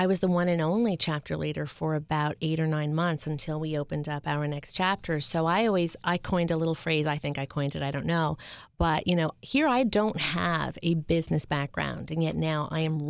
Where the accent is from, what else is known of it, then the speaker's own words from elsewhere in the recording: Media, Pennsylvania, United States; in my hometown in Media PA.